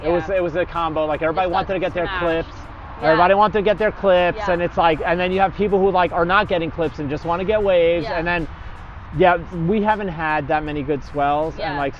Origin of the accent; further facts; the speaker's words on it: New York, United States; also born or lived in Los Angeles; now in San Clemente, United States; we're originally from New York, and then we moved to LA, and then we moved here